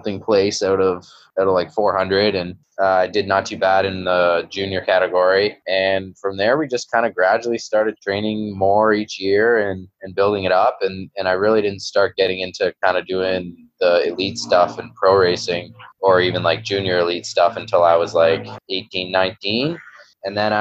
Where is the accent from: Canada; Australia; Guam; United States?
Canada; Belleville, Ontario; I did this local Kids of Steel triathlon in my hometown, Belleville